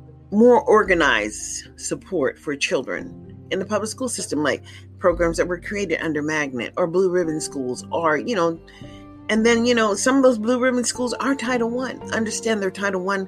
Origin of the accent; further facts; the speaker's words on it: United States; as Black Americans